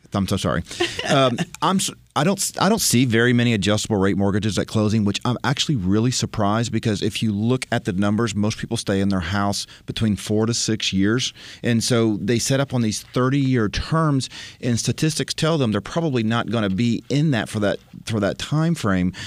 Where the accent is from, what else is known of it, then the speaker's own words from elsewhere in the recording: Florida, United States; now in Nashville, United States; I grew up in Florida